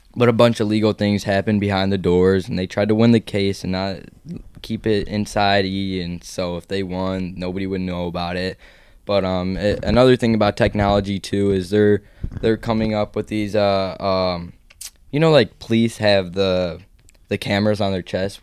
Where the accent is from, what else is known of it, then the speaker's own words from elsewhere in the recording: Chicago, Illinois, United States; now in Florida, United States; I'm from Chicago